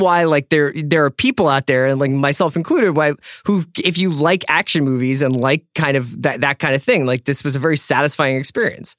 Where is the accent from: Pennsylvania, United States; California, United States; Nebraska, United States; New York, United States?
Pennsylvania, United States; Philadelphia; Philly where Andy and I grew up